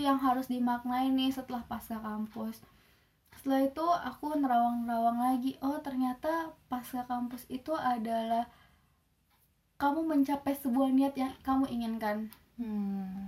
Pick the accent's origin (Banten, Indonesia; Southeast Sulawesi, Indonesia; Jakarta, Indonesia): Southeast Sulawesi, Indonesia; Kendari; moved away; also born or lived in Yogyakarta; aku dari Sulawesi dari Kendari